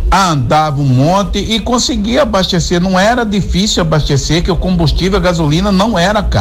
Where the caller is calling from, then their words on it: Mato Grosso, Brazil; sou aqui de Vazia Grande.